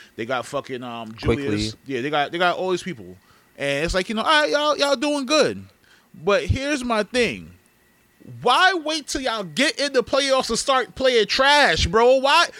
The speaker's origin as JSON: {"language": "English", "region": "New York", "country": "United States", "said": "we're from New York"}